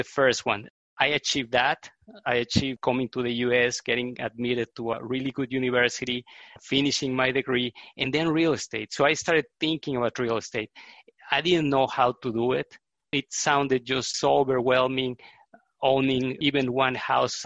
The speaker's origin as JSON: {"language": "English", "country": "Mexico", "tie": "born or raised there", "also_born_or_lived": "Netherlands / Texas, United States", "moved": "as an adult", "lives_now": "Houston, United States", "said": "I was born in Mexico, and I lived in Mexico until 94, and then I came to the United States to get a graduate degree."}